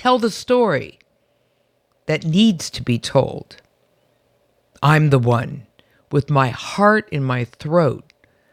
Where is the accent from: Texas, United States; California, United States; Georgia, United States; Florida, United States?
California, United States; San Francisco; I'm from San Francisco, and I remember going back to my childhood home